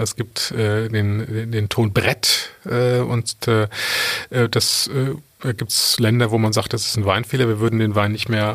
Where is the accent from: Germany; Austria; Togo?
Germany; Cologne, North Rhine-Westphalia; also born or lived in Adelaide, Australia; ich als Kölner